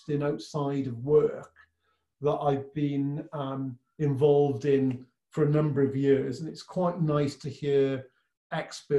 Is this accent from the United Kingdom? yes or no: yes; Welsh, Wales, United Kingdom; being Welsh